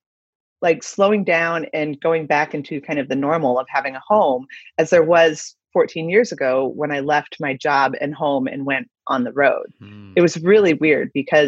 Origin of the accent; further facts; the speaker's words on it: Midwest, United States; also born or lived in West Coast / East Coast / New York; now in Denver, United States; I grew up in the Midwest